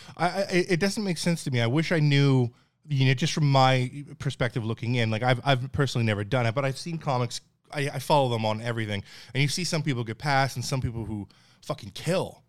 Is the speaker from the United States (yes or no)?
no; Newfoundland and Labrador, Canada; moved away; I'm from Newfoundland, Canada, like, pretty white trash